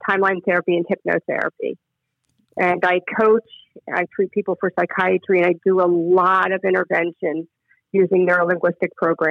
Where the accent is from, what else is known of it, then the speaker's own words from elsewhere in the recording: Maryland, United States; also born or lived in Philadelphia / Charlottesville / San Diego / San Francisco; now in Florida, United States; I was born and raised in born in Philadelphia, raised in Maryland, and have lived in Charlottesville, Virginia, spent a lot of time in your neck of the woods.